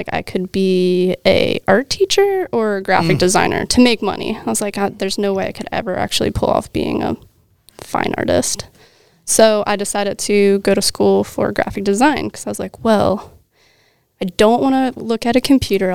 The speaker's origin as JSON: {"language": "English", "area": "outside of Philadelphia", "region": "Pennsylvania", "country": "United States", "tie": "born or raised there", "also_born_or_lived": "Utah", "moved": "as an adult", "lives_now": "Alaska, United States", "said": "I was born in Pennsylvania outside of Philly."}